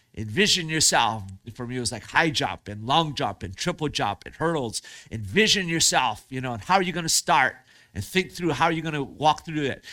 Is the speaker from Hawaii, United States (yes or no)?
yes; Hawaii, United States; I grew up in Hawaii